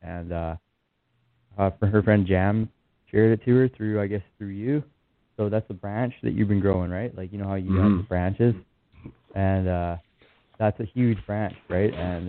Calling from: Kelowna, British Columbia, Canada; I'm calling from Kelowna, BC.

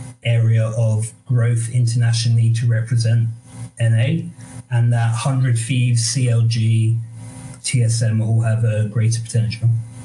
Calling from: Bristol, South West England, United Kingdom; Calling from Bristol, England.

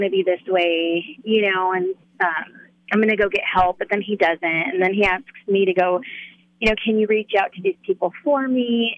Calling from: Loveland, Colorado, United States; Loveland, Colorado.

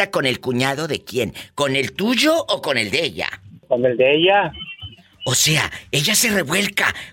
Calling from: Jalostotitlán, Jalisco, Mexico; En Jalos Totitlán, ¡Hay un beso a Jalos!

